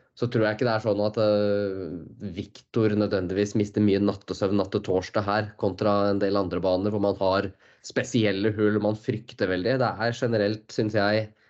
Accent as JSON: {"language": "Norwegian", "country": "Norway", "said": "som nordmann"}